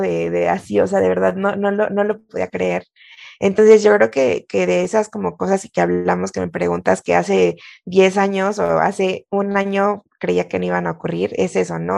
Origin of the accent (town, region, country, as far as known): Mexico